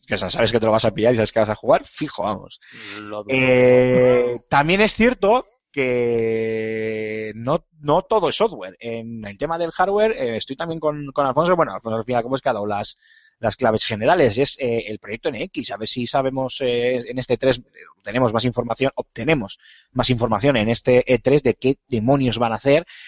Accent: Bilbao, Basque Country, Spain; soy de Bilbao

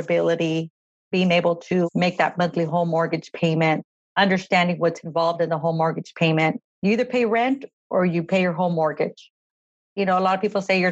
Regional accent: Madera, California, United States; I'm born and raised in Madera, California

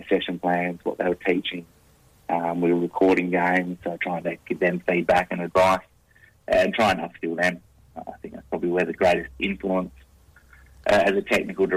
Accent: Albany, Western Australia, Australia; moved away as an adult; now in Perth, Australia; I'm actually a country boy, so I'm from Albany

